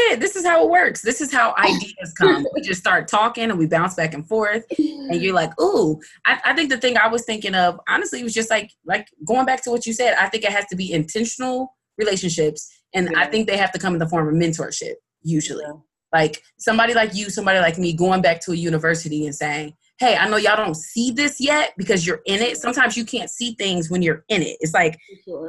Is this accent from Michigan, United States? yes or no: no; Muncie, Indiana, United States; growing up in Muncie, you don't see much like arts, period